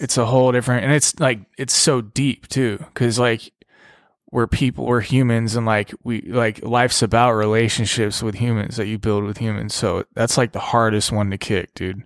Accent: Pasadena, California, United States; also born or lived in Los Angeles; I'm from Los Angeles, California, raised in Pasadena

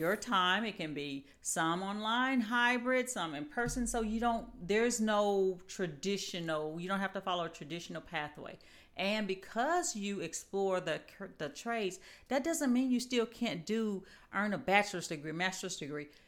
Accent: Mississippi, United States; now in Huntsville, United States; I am originally from Mississippi

